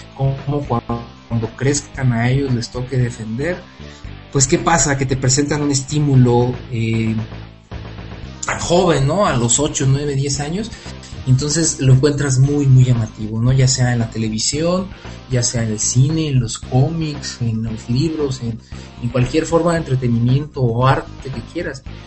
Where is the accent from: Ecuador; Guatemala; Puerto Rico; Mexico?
Mexico; Morelia, Michoacán